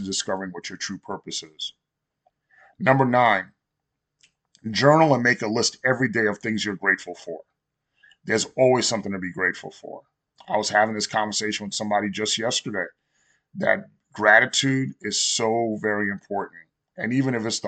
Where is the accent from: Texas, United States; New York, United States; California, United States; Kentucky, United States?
New York, United States; born or raised there